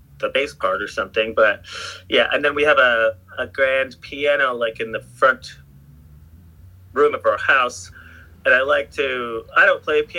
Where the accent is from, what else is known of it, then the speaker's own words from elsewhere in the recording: Sarnia, Ontario, Canada; moved away as an adult; now in California, United States; I grew up in like a small town called Sarnia, Ontario